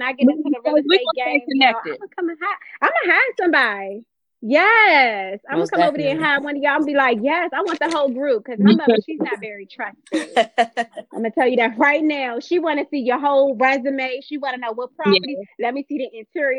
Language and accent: English; Prince George's County, Maryland, United States; I am definitely from Prince George's County, Maryland